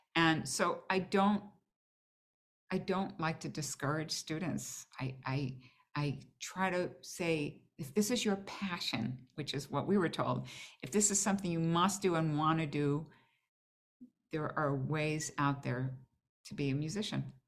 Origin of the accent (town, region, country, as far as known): Boston, Massachusetts, United States; now in New York, United States